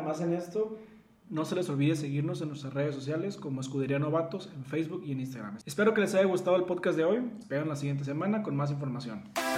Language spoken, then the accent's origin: Spanish; Monterrey, Nuevo León, Mexico; somos mexicanos, somos regios